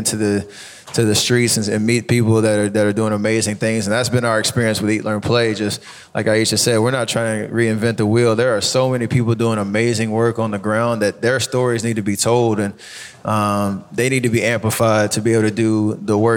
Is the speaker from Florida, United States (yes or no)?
no; Charlotte, North Carolina, United States; moved away as an adult; now in Oakland, United States; I grew up in Charlotte, North Carolina